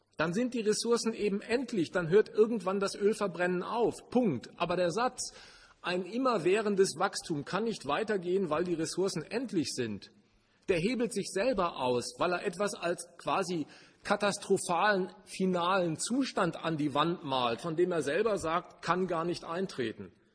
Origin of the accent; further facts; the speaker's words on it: Germany; Das war mit meiner Geburt entschieden. Ich war Deutscher